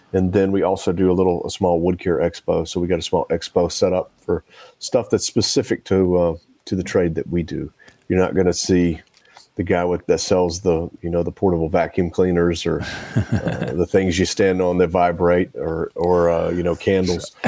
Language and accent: English; Nashville, Tennessee, United States; it's in my hometown